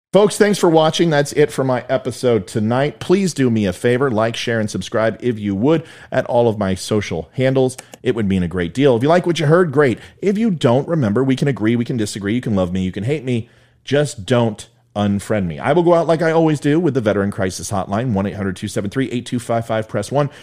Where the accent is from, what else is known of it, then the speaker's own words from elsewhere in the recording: Jefferson County, Colorado, United States; moved away; This is my hometown. My hockey team is there. I lived in Jeffco.